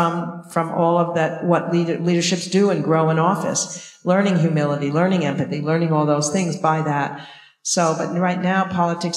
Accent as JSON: {"language": "English", "area": "Long Island", "region": "New York", "country": "United States", "tie": "born or raised there", "moved": "yes", "lives_now": "Boston, United States", "said": "we grew up in Long Island"}